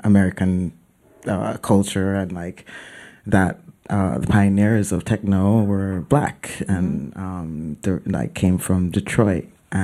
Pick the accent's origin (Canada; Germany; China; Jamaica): Jamaica; Mandeville, Manchester; moved away as an adult; also born or lived in Kingston, Jamaica; now in New York, United States; my family's from Kingston, but I grew up in Mandeville.